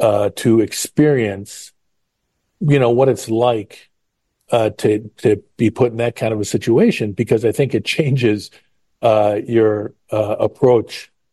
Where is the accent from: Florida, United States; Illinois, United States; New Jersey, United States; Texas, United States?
Illinois, United States; Chicago; There was some interesting times growing up in the South Side regions.